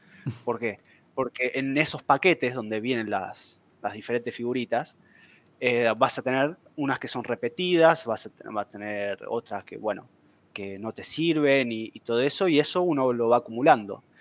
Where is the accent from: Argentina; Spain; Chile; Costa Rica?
Argentina; Buenos Aires; soy de Buenos Aires